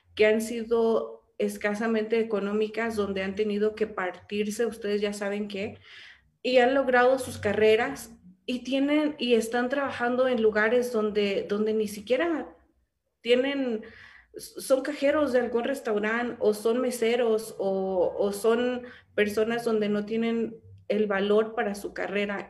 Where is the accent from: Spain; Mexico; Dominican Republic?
Mexico; para mí es un orgullo ser mexicana